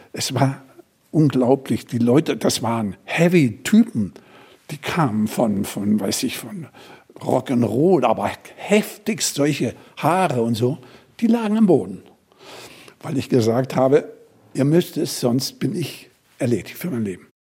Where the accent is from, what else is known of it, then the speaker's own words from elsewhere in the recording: Germany; wir kommen hier als Deutsche